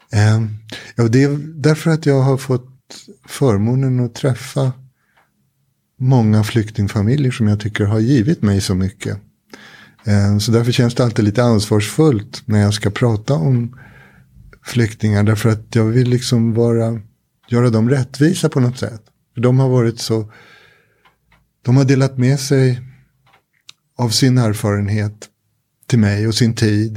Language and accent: Swedish; Sweden; jag är den jag är därför att jag har vuxit upp i det här samhället.